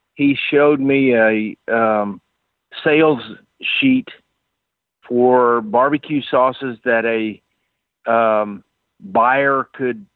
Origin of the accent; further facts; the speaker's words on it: Houston, Texas, United States; moved away as an adult; now in Ponca City, United States; I grew up in Texas, Houston, Texas